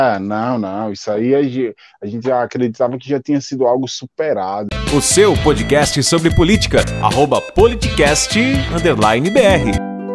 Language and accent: Portuguese; Alagoas, Brazil; sou de Alagoas, então eu cresci realmente nessa realidade